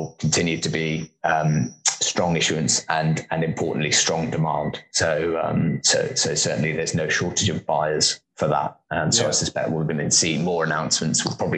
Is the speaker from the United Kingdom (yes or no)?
yes; United Kingdom; That I don't know the Queen personally, I suspect, or something along those lines. I think, probably the size of our country. I think we're often seen as quite small and regional.